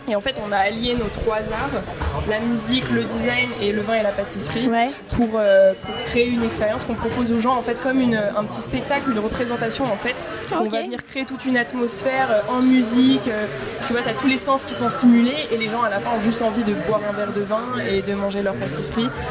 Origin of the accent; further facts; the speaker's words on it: Paris, Île-de-France, France; also born or lived in Bordeaux; je suis retournée chez moi à Paris